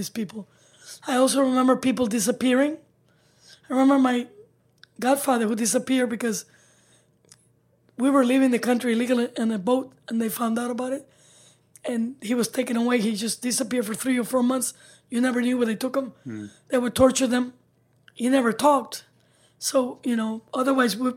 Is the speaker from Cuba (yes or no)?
yes; Cuba; now in United States; I grew up in Cuba under communism